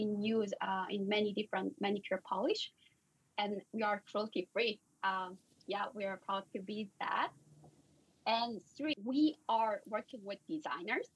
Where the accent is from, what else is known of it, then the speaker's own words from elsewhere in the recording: South Korea; moved away as an adult; also born or lived in India / Stanford; I'm originally coming from South Korea.